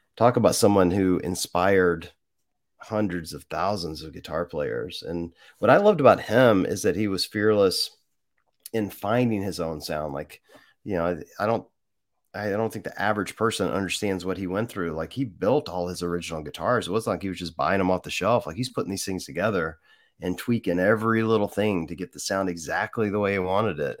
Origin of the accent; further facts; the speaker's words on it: Mississippi, United States; I grew up in Mississippi